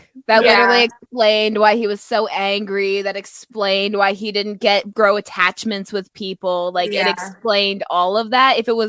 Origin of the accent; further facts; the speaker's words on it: Canada; as a Canadian